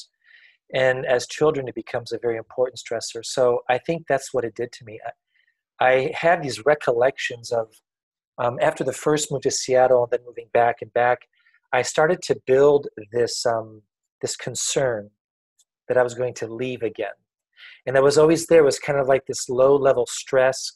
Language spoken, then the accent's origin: English; a small village in the center of France, centre of France, France; I was born in France in a small little village in the center of France back in 1963. My parents were French, and it was a pretty simple upbringing up until about 4 years old. My grandparents raised me